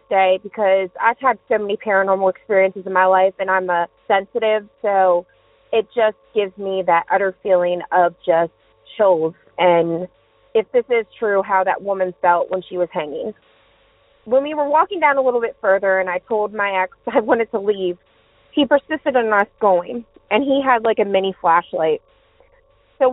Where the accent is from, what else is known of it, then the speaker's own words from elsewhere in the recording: Maryland, United States; also born or lived in Southern Virginia; now in Virginia, United States; I'm originally from Maryland. Now I live in Southern Virginia